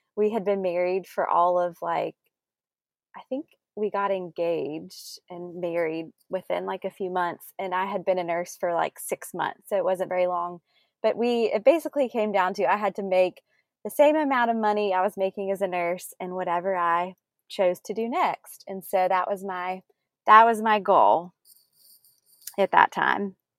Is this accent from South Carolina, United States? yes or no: yes; South Carolina, United States; also born or lived in Greenville / Charleston; we both grew up in South Carolina